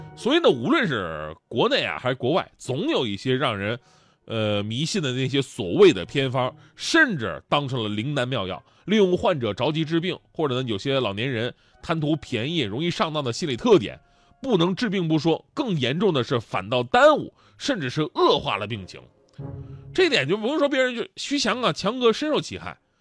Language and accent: Chinese; Northeast China, China; moved away; 咱们东北人有那么虚吗